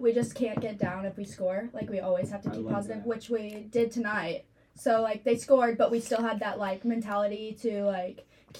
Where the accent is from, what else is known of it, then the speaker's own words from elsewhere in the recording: Houston, Texas, United States; moved away; So I grew up down in Houston because family is down there.